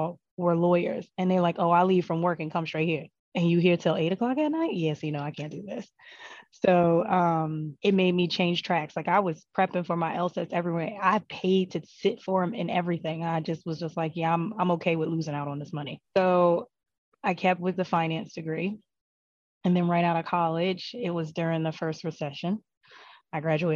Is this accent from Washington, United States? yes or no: no; New Jersey, United States; I'm from New Jersey.